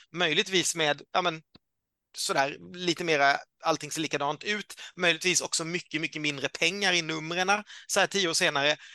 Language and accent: Swedish; Karlskrona, Blekinge, Sweden; moved away; Jag är ju född i Karlskrona